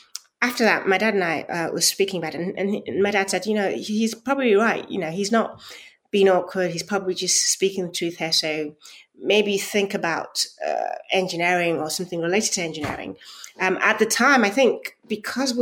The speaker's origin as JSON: {"language": "English", "country": "Nigeria", "tie": "born or raised there", "said": "I was born in Nigeria"}